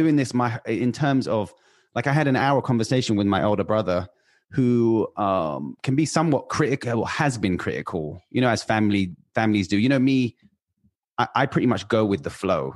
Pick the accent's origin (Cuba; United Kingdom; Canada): United Kingdom; now in Los Angeles, United States; I'm British. I live in Los Angeles